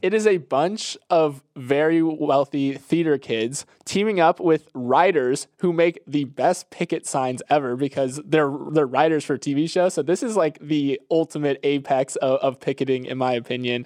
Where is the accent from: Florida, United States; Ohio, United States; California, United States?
Florida, United States; Tampa; moved away; the Tampa Bay area, my hometown